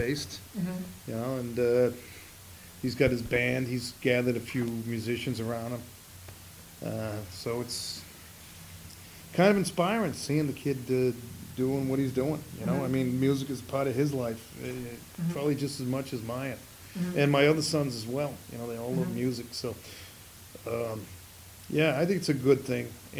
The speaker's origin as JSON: {"language": "English", "town": "Malden", "region": "Massachusetts", "country": "United States", "tie": "born or raised there", "said": "I grew up in Malden"}